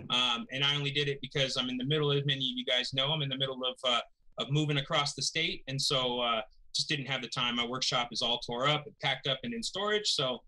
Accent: Stockton, California, United States; moved away as an adult; now in Nevada, United States; And I'm growing up in Stockton and I'm growing up in poor neighborhoods.

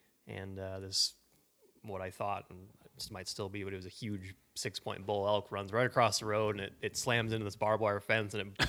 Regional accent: Helena, Montana, United States; I'm from Montana, from Helena, Montana, actually, and grew up ski racing and just skiing a ton.

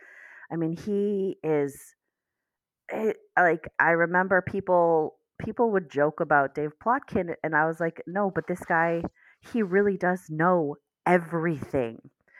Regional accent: District of Columbia, United States; accent: DC; bit of a DC accent, but it's not a serious one. So I didn't have too much that I needed to work on for my accent.

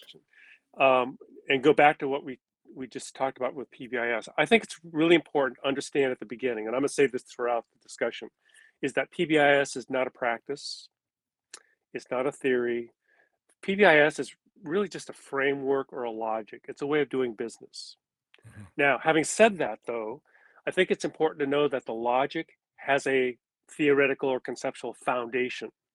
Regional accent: California, United States; as a Japanese American, I am a third generation, which means I was born in California, as were my parents

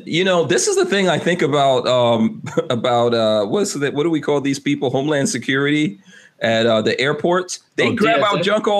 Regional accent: Flint, Michigan, United States; I'm from Flint, Michigan. I've seen many young black men who were provoked into violence.

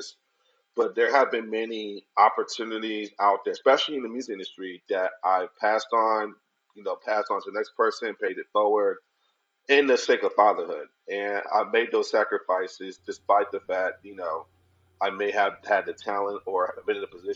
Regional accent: Arizona, United States; also born or lived in Los Angeles; born and raised in Arizona

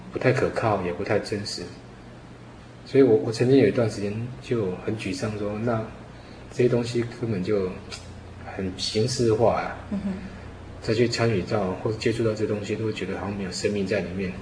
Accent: Yonghe Fourth Park, New Taipei, Taiwan; 我在四号公园长大

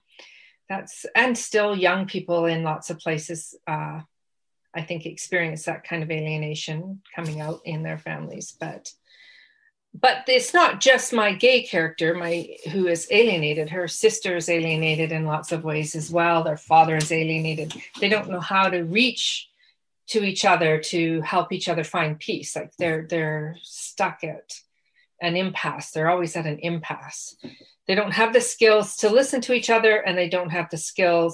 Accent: Western Canada, Canada; growing up in the West

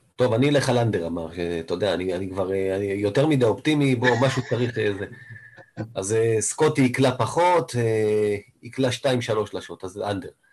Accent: Israel; אני קודם כל כישראלי

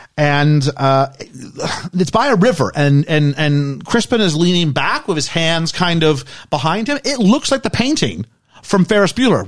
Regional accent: Canada; moved away; I'm from Canada

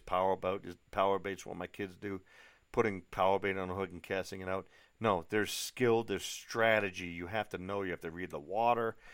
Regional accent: New England, just outside of Boston, Massachusetts, United States; moved away as an adult; also born or lived in Europe / Asia; now in Colorado Springs, United States; Where I grew up in New England, you know, just outside of Boston, is not the friendliest area in the world

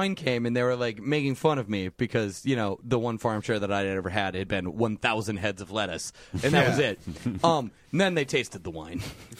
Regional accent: Southwest, United States; I grew up in the Southwest, for those that don't know, and there was just like empty lots full of citrus trees everywhere because people just plant citrus trees on their empty lot.

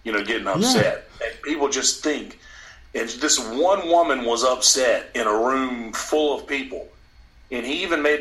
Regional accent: Alabama, United States; I'm from Alabama

